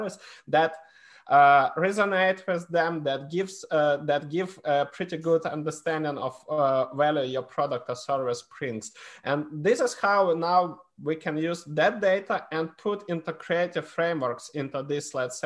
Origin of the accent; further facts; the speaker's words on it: Ukraine; I was born in Ukraine. I'm half Polish, half Ukrainian.